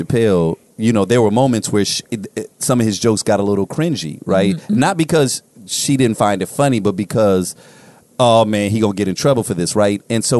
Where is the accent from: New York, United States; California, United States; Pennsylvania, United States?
California, United States; Inglewood; Like, when you're growing up in Inglewood